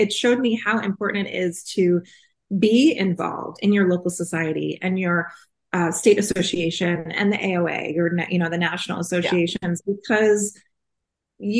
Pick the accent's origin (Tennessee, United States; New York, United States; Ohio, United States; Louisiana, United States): New York, United States; moved away as an adult; now in California, United States; Growing up in New York, and my mom is half Italian